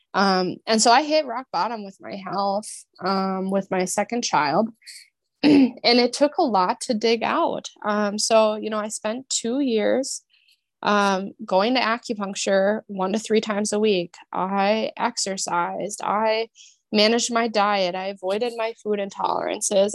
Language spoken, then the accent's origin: English; Minnesota, United States; moved away as an adult; I grew up in Minnesota.